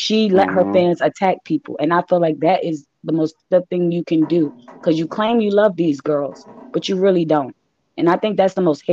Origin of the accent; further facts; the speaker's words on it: New York City, New York, United States; I was actually raised in Bay Area Projects in Queens of New York